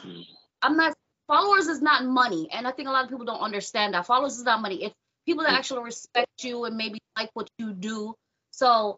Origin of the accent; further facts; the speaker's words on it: New York, United States; I'm originally from New York, working in clubs in Brooklyn